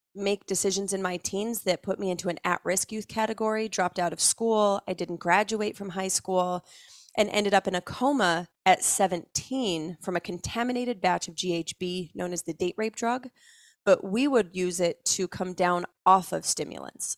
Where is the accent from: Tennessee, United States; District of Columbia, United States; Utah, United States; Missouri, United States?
Utah, United States; just outside of Salt Lake City; I grew up just outside of Salt Lake City, Utah